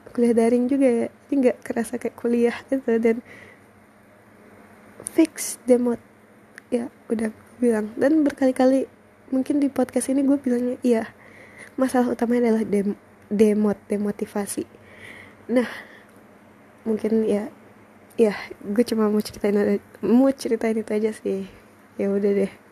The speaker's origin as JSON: {"language": "Indonesian", "town": "Payakumbuh", "region": "West Sumatra", "country": "Indonesia", "tie": "born or raised there", "said": "karena pandemi aku harus balik nih ke kota aku ke Payakumbuh kan nah di Payakumbuh tuh kayak aku juga nggak bisa kemana-mana"}